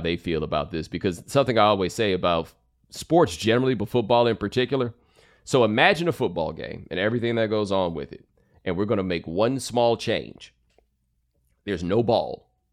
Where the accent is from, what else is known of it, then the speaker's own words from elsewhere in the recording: Texas, United States; I grew up in Texas